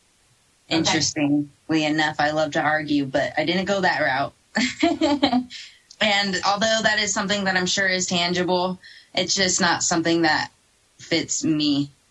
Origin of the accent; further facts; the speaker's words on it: California, United States; moved away as an adult; now in Colorado, United States; So I was born and raised in California. I've been in Colorado about 2 years now.